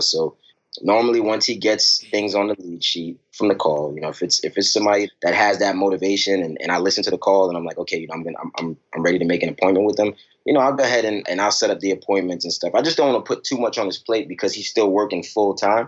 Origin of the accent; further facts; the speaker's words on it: New York City, New York, United States; now in Richmond, United States; I'm originally from Brooklyn, New York, you know, and uh, growing up, you know, my family was was always around